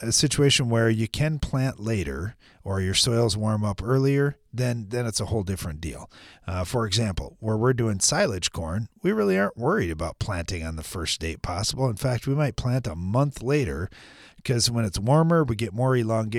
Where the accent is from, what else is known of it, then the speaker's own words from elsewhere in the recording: United States; growing up in America